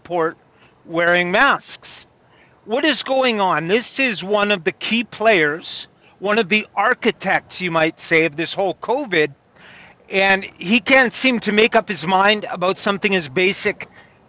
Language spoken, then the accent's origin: English; Kamloops, British Columbia, Canada; my hometown, Kamloops